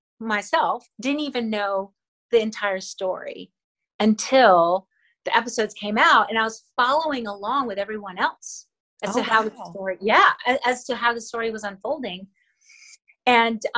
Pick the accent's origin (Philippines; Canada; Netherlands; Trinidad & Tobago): Philippines; Manila, Metro Manila; first language Tagalog; English is a second language; moved away; I was born and raised in Manila, and so I still speak Tagalog, which is my native language, fluently